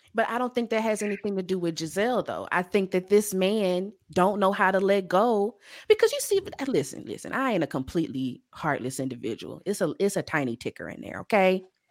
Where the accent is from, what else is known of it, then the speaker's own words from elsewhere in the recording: Louisiana, United States; also born or lived in Chicago; now in Dallas, United States; I grew up in Louisiana, spent 15 years in Chicago.